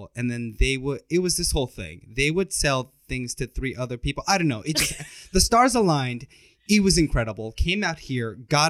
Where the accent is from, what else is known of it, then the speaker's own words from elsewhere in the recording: Oklahoma City, Oklahoma, United States; Okay, so I come from Oklahoma. I just like moved here from Oklahoma City, and let me tell you, I can't believe that this is my first taste of Hollywood.